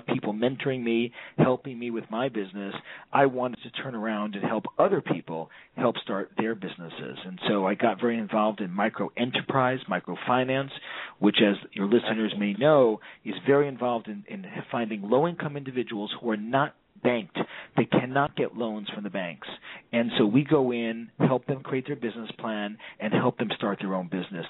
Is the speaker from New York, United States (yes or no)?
yes; New York City, New York, United States; I was born in Brooklyn. I was actually born in Brookdale Hospital in Brownsville, and then grew up on Ocean Parkway and Kings Highway